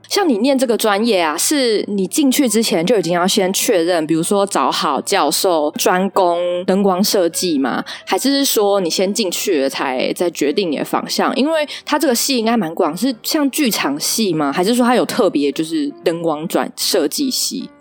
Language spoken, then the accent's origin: Chinese; Taichung, Taiwan; 我是台中人